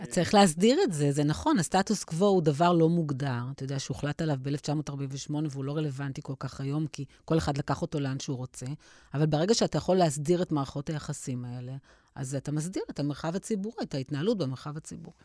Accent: Ashdod, Southern District, Israel; לא גדלתי בבית מסורתי, אבל גדלתי באשדוד

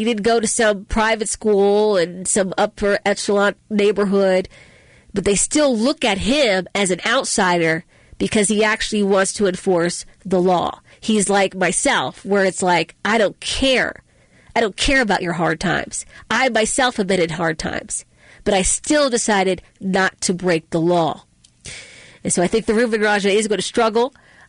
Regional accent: Baltimore, Maryland, United States; I grew up in West Baltimore, and I barely got out

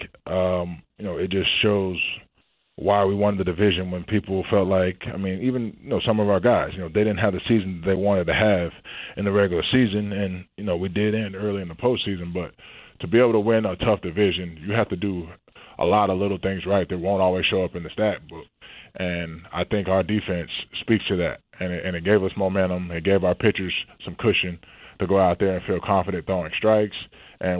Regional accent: not far from Atlanta, Georgia, United States; Growing up in Georgia, not far from Atlanta.

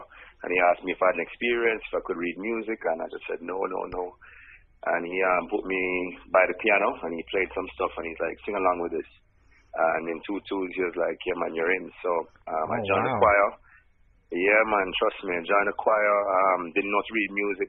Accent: Kingston, Jamaica; moved away as an adult; also born or lived in Charleston, West Virginia; straight from Kingston, Jamaica

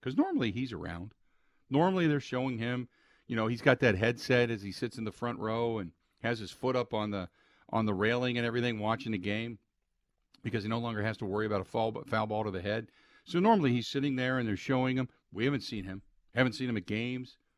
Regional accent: Cincinnati, Ohio, United States; moved away; growing up in Cincinnati, I had seventy-five and seventy-six in the Big Red Machine

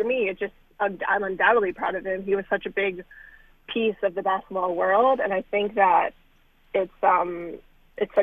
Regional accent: New York, United States; moved away; also born or lived in Dayton, Ohio; I'm not a Milwaukee girl. I'm from New York

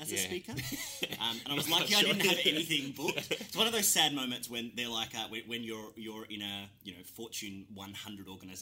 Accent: Cairns, Queensland, Australia; moved away as an adult; also born or lived in Melbourne; I'm from Cairns originally, in far north Queensland

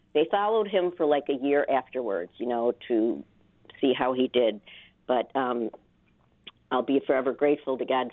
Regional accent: New York, United States; we're from New York

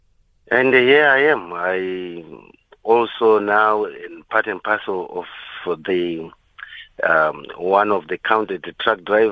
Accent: Zimbabwe; moved away as an adult; now in South Africa; I was born in Zimbabwe

